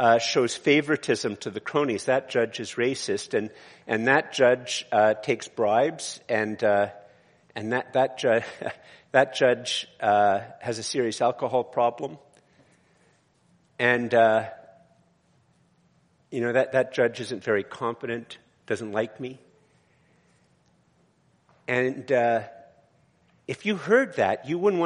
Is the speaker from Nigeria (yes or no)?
no; Canada; also born or lived in Eganville, Ontario; I am very Canadian.